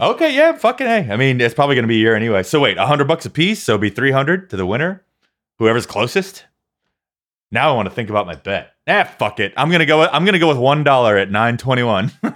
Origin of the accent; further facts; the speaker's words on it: United States; I grew up here in America